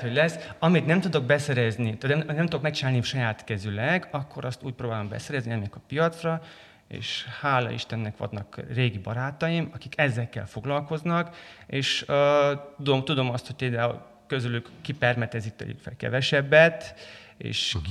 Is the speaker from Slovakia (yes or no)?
no; Transylvania, Romania; mivel erdélyi vagyok